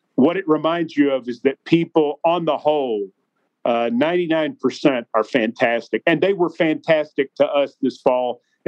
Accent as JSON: {"language": "English", "town": "Franklin", "country": "United States", "tie": "born or raised there", "moved": "yes", "said": "I started on the cable access station in my hometown of Franklin"}